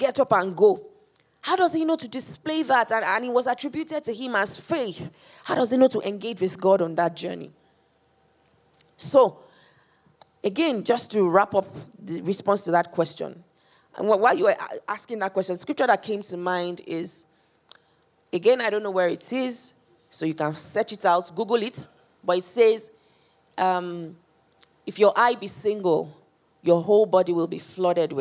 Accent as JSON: {"language": "English", "country": "Nigeria", "said": "So I'm Nigerian, or I'm born Nigerian."}